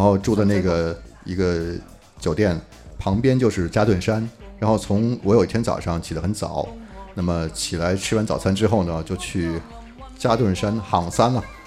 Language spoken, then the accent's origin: Chinese; Beijing, China; 作为北京人啊